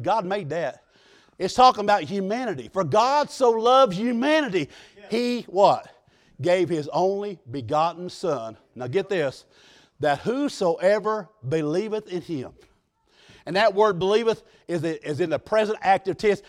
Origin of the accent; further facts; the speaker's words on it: United States; I was raised on the Mississippi River